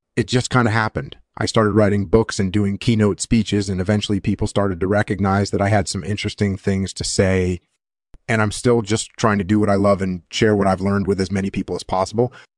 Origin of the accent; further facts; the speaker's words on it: Netherlands; moved away; also born or lived in United States; I was born in the Netherlands, and I did my military service in the Netherlands